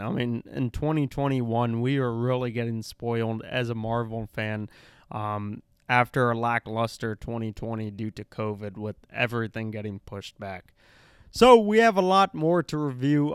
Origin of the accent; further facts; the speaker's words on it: India; I'm Indian